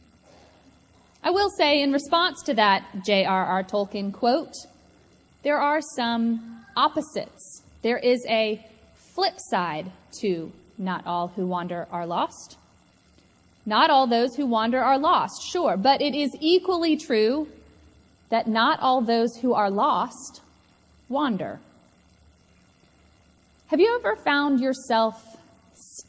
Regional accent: Atlanta, Georgia, United States; I grew up here in Atlanta

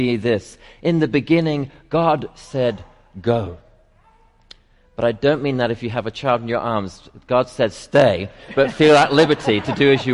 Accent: England, United Kingdom; now in Atlanta, United States; I'm English

